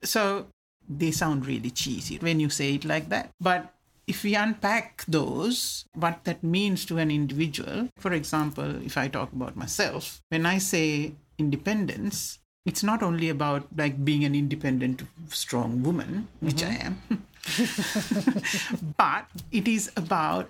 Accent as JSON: {"language": "English", "country": "Sri Lanka", "tie": "born or raised there", "first_language": "Sinhala", "second_language": "English", "moved": "yes", "said": "I grew up in Sri Lanka and had a very happy childhood."}